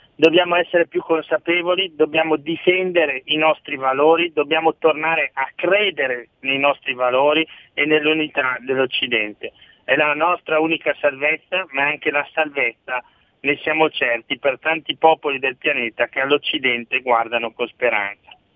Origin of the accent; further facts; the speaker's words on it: province of Brescia, Lombardy, Italy; sia alla provincia di Brescia che proprio la mia zona è il lago di Garda